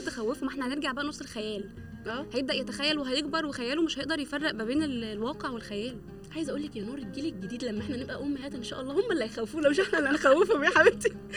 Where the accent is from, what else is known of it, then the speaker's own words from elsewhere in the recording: Egypt; احنا اصلا كمصريين وكعالم عربي